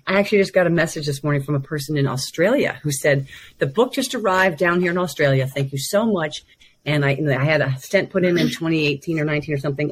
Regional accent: United States; growing up in America

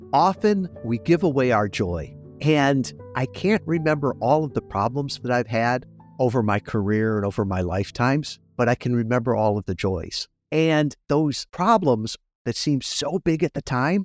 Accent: suburbs of Chicago, Illinois, United States; moved away as an adult; I grew up in Mayberry, out in the suburbs of Chicago

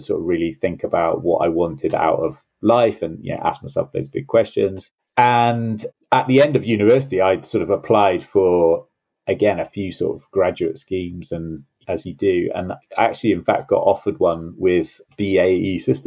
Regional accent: Swansea, Wales, United Kingdom; moved away as an adult; also born or lived in just outside London; now in near London, United Kingdom; I grew up in South Wales in Swansea and loved living there, loved growing up there

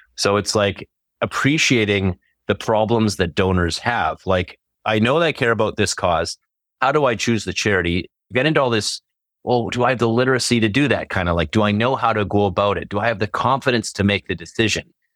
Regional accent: Canada; as a Canadian

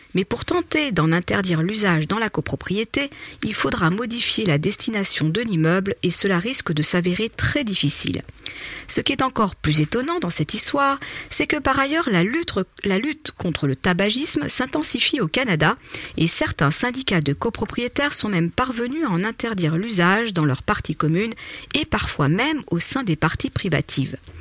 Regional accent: France; chez nous en France

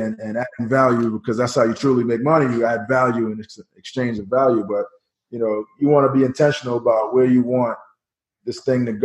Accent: New York City, New York, United States; in New York City, where I grew up in Queens, New York

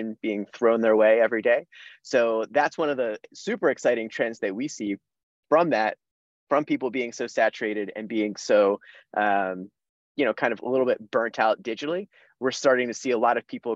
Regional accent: central/South New Jersey, United States; moved away as an adult; now in Boston, United States; I am originally from New Jersey. So I grew up in central/South New Jersey

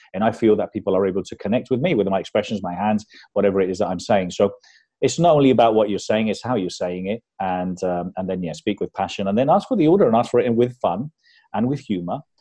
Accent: Spain; also born or lived in London; I was brought up in London, and uh, but when we moved back to Spain, because we moved back there when I was nine

